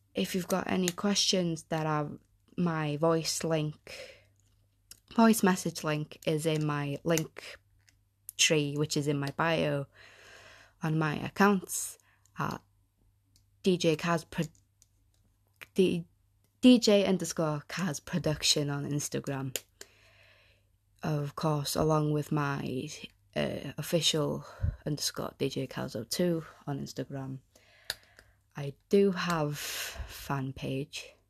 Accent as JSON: {"language": "English", "region": "North Wales", "country": "United Kingdom", "said": "I am from Wales, the North, North Wales"}